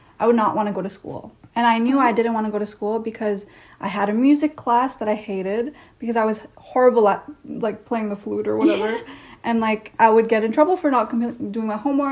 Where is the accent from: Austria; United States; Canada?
Canada; I did have a Canadian experience, but I had a Canadian experience in an Indian household.